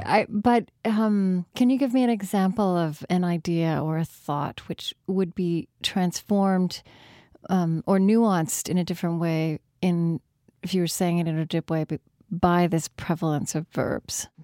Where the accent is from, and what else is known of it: Shawnee, Oklahoma, United States; born or raised there; moved away